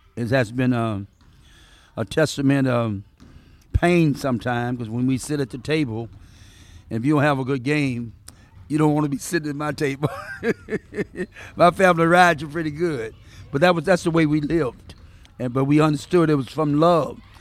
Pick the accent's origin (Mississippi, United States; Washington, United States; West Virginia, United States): Mississippi, United States; the South; now in Seattle, United States; I'm from the South